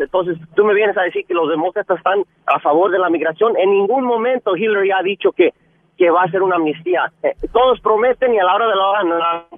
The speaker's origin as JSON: {"language": "Spanish", "region": "Jalisco", "country": "Mexico", "moved": "yes", "lives_now": "California, United States", "said": "soy mexicano, igual paisano tuyo de Jalisco"}